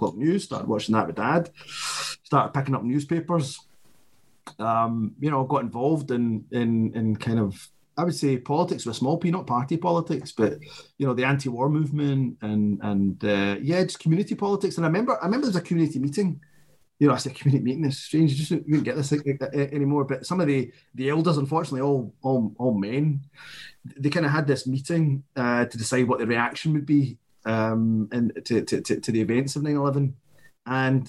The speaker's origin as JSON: {"language": "English", "town": "Glasgow", "region": "Scotland", "country": "United Kingdom", "tie": "born or raised there", "said": "a boy growing up in Glasgow"}